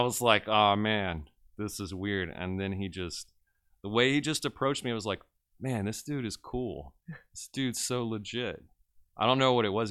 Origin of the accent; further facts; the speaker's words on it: Westlake, Louisiana, United States; also born or lived in Lake Charles, Louisiana; I was born and raised in Westlake, Louisiana